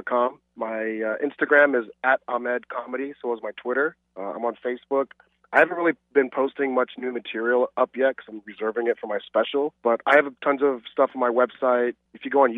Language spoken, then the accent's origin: English; United States; moved away as an adult; now in Malaysia; growing up in America